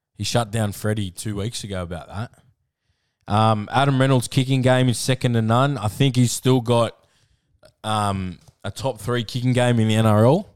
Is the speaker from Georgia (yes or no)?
no; Queensland, Australia; Being a Queenslander